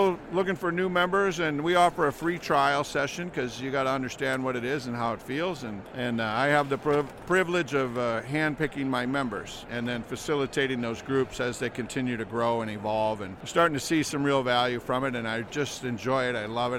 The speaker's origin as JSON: {"language": "English", "town": "Minneapolis", "region": "Minnesota", "country": "United States", "said": "I'm from Minneapolis."}